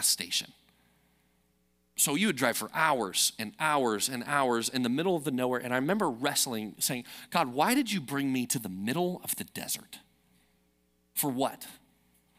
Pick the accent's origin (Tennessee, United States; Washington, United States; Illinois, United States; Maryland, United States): Illinois, United States; Chicago; moved away; I'm from Chicago